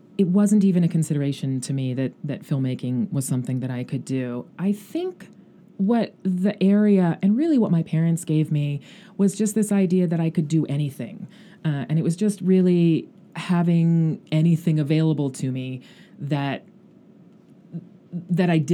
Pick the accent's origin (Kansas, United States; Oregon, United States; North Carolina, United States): Oregon, United States; Klamath Falls; moved away as an adult; also born or lived in Anchorage, Alaska; now in Los Angeles, United States; I grew up most of my childhood in Klamath Falls. I was born in Anchorage, Alaska